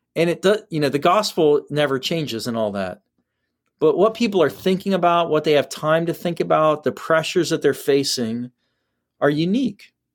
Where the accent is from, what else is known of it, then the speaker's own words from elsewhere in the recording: Ohio, United States; I'm from Ohio.